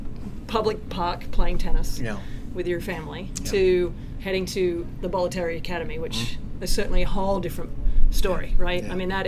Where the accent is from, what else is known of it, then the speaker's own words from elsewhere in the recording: Australia; being Australian